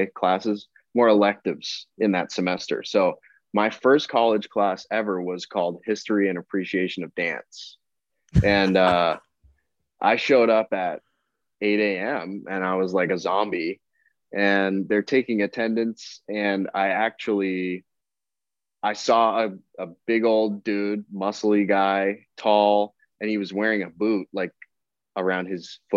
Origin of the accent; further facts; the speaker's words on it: Windsor, Ontario, Canada; I'm from Windsor